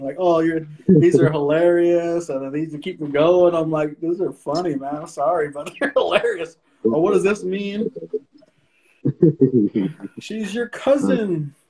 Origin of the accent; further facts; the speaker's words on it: Tule River Indian Reservation, Central California, United States; from Tule River Indian Reservation, out in Central California